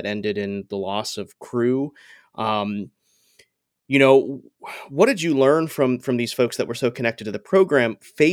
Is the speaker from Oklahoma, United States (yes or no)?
no; Coral Springs, Florida, United States; I grew up in Coral Springs, so Broward County